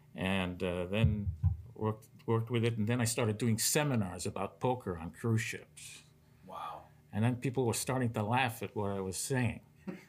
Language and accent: English; New York City, New York, United States; moved away; I came from New York City to do poker. I was at the clubs of Brooklyn before that. Started at 13.